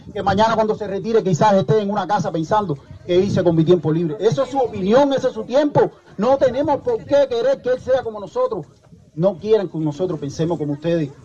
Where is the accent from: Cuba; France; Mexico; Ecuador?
Cuba; Simplemente somos cubanos